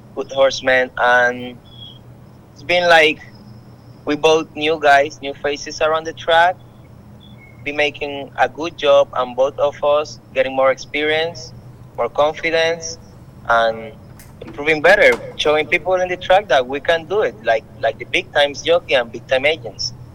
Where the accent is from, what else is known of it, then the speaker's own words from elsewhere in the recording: Panama; English is a second language; moved away as an adult; now in New Jersey, United States; I am from Panama.